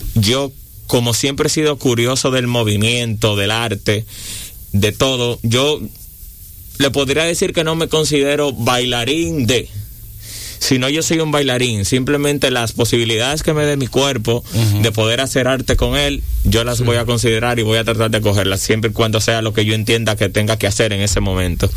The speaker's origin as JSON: {"language": "Spanish", "town": "Santo Domingo Este", "region": "Distrito Nacional", "country": "Dominican Republic", "said": "yo vengo de Villa Duarte, que es un, barrio de la zona oriental"}